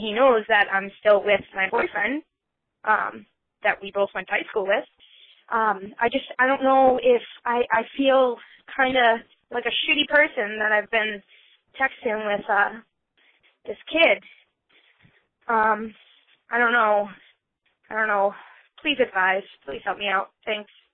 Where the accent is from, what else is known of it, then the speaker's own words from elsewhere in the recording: Boston, Massachusetts, United States; I'm from Boston, and, um, I'm twenty-four